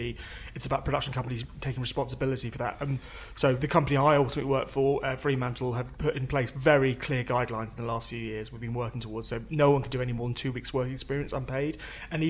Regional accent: Cornwall, South West England, United Kingdom; I'm from Cornwall

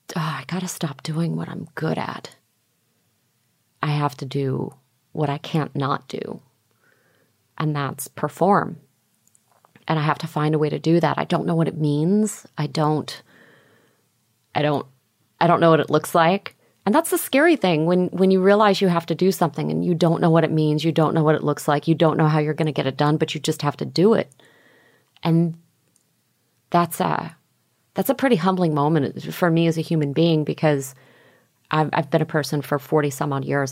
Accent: Houston, Texas, United States; also born or lived in Opelika, Alabama / Bard College, New York; I ended up growing up in Houston, Texas

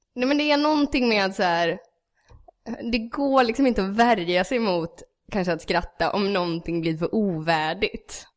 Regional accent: Gävle, Gävleborg County, Sweden; jag är från Gävle

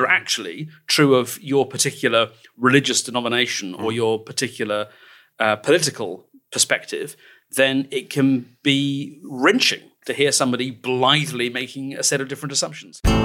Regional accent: England, United Kingdom; we're English

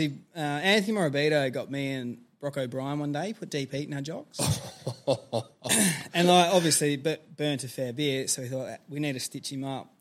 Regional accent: Western Australia, Australia; I got to stay in my home state

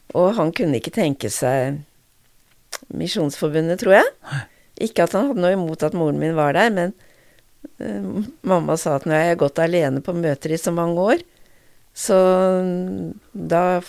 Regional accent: Notodden, Vestfold og Telemark, Norway; moved away as an adult; also born or lived in Drammen; jeg vokste opp på Notodden

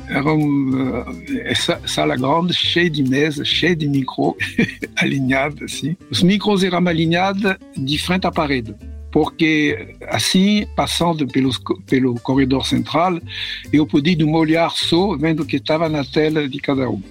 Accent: Paris, Île-de-France, France; Portuguese is a second language; moved away as an adult; also born or lived in Rio de Janeiro, Brazil; eu nasci em Paris, França, em 1945.

